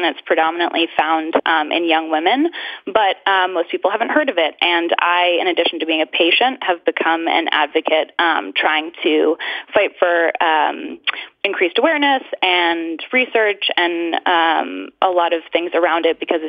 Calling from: Ipswich, Massachusetts, United States; I'm calling from Ipswich, Massachusetts.

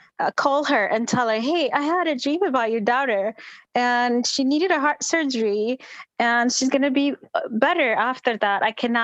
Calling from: Minnesota, United States; I'm calling from Minnesota.

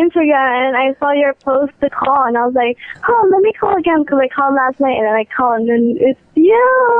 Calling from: Hawaii, United States; I'm calling from Hawaii.

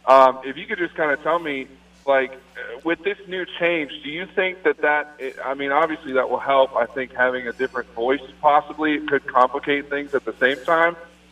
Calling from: Largo, Florida, United States; But I'm calling from Largo.

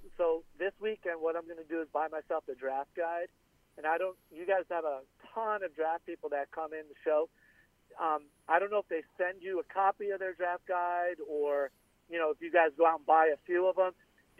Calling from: Florida, United States; Hey, guys. It's … from the Keys.

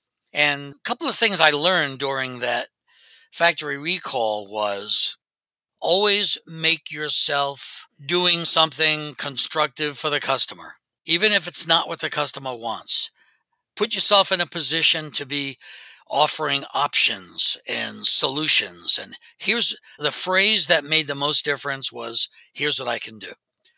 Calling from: Pennsylvania, United States; Just outside of Philadelphia in Delaware County, which is in southeastern Pennsylvania.

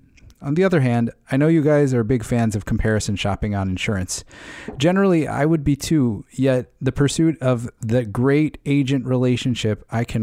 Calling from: Connecticut, United States

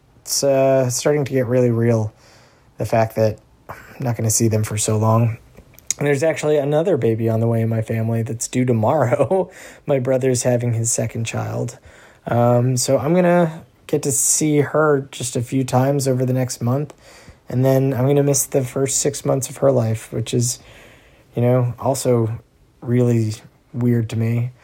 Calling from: Somerville, Massachusetts, United States; I'm checking in from Somerville, Massachusetts. I'm currently sitting in my bedroom in my apartment.

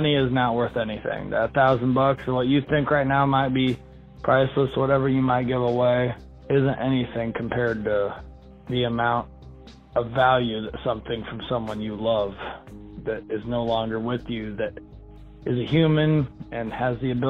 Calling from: Arizona, United States; listening from Arizona, just on my way to work.

